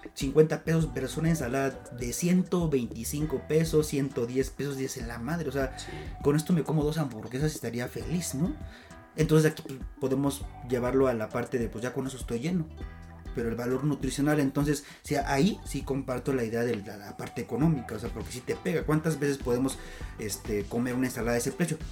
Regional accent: Mexico City, Mexico; no somos chilangos, somos citadinos

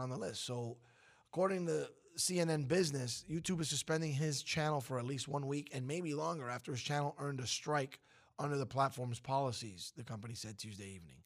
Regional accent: New York City, New York, United States; I'm from Brooklyn

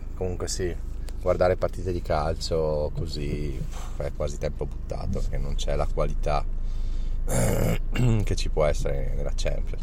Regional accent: Trentino-Alto Adige, Italy; per noi trentini

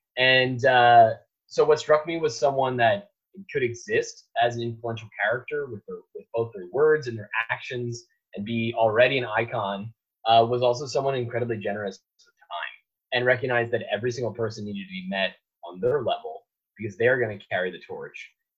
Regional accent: New Jersey, United States; born or raised there; now in Los Angeles, United States

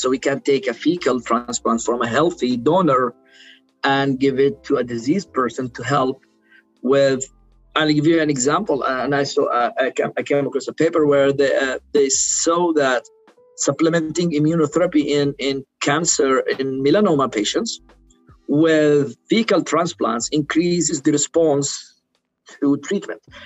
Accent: Sana'a, Amanat Al Asimah, Yemen; English is a second language; moved away as an adult; also born or lived in Aden, Yemen / Bergen, Norway; now in Pennsylvania, United States; I was born in in Sana'a and raised in Sana'a, but because we are originally from Aden, from the south part of, Yemen

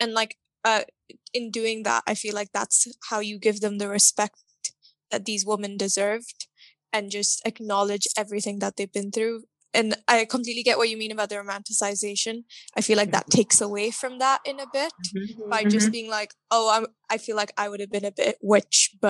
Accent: Abu Dhabi, United Arab Emirates; I went to school in Abu Dhabi in the UAE

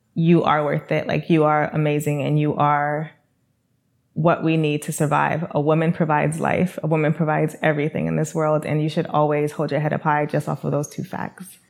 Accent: New York City, New York, United States; I am from New York City

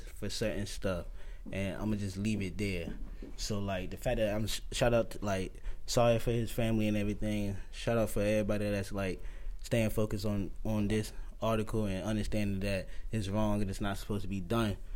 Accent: Jackson, Mississippi, United States; I'm from Jackson, Mississippi.

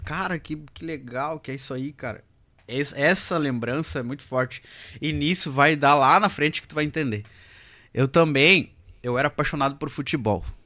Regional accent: Alegrete, Rio Grande do Sul, Brazil; moved away; Eu sou da fronteira, né? Eu sou do Alegrete

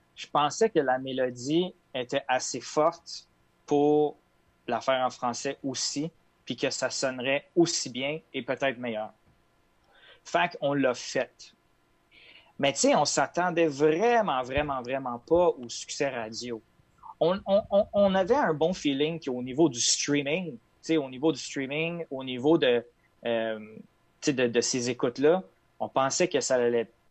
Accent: Quebec, Canada; je suis québécois, mais ce côté-là vient de ma mère.

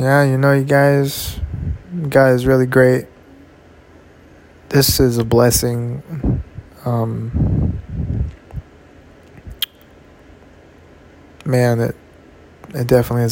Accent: California, United States; I'm from Cali, you know. This Cali native, Cali raised.

